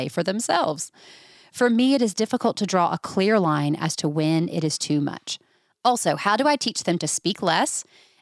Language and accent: English; the South, United States; I'm just as Southern as you